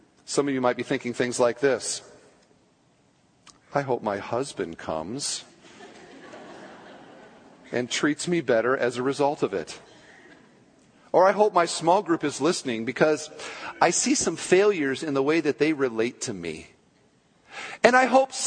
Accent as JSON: {"language": "English", "country": "United States", "said": "We're so American."}